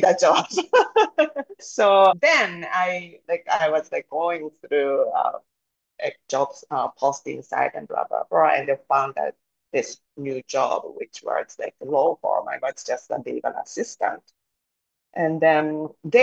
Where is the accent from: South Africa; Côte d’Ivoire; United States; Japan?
Japan; Growing up, I was born and raised in Japan